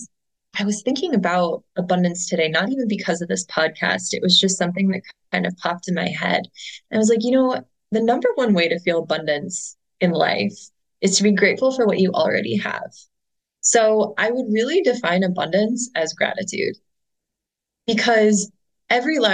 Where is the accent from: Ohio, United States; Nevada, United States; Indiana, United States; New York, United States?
Ohio, United States; Cleveland; my hometown of Cleveland, Ohio